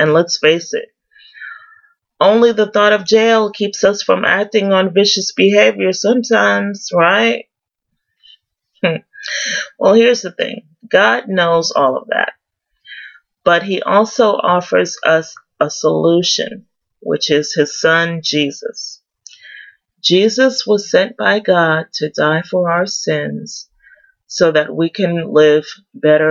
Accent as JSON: {"language": "English", "town": "New York City", "region": "New York", "country": "United States", "tie": "born or raised there", "said": "I'm originally from New York City, go Yankees, and raised in Queens."}